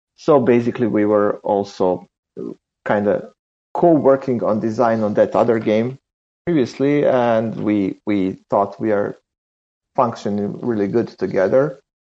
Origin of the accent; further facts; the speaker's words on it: Serbia; We are from Serbia